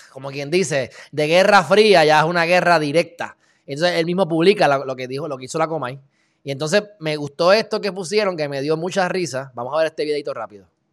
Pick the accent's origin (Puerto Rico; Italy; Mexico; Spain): Puerto Rico; Nosotros como puertorriqueños